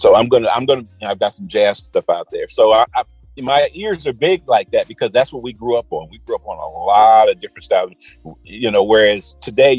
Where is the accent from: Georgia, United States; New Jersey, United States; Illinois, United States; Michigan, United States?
Illinois, United States; Chicago; now in Atlanta, United States; I grew up in Chicago